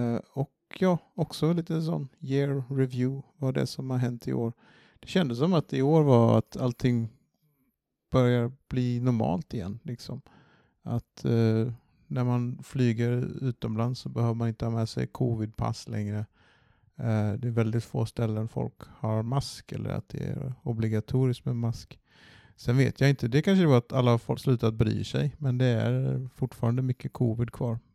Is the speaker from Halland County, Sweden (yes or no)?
yes; Varberg, Halland County, Sweden; moved away; var hemma i Varberg någon dag och träffade familj